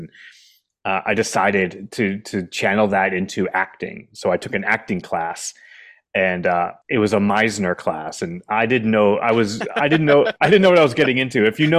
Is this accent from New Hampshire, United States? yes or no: yes; New Hampshire, United States; I grew up in New Hampshire, and Boston's kind of the home city if you grew up in New Hampshire.